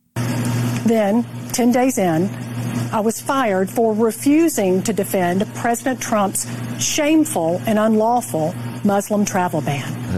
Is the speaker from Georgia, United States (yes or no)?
yes; Atlanta, Georgia, United States; I'm here in my hometown of Atlanta